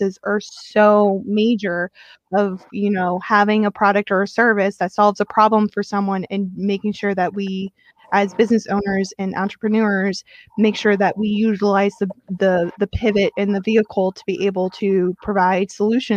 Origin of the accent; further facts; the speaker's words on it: Atlanta, Georgia, United States; I grew up in Atlanta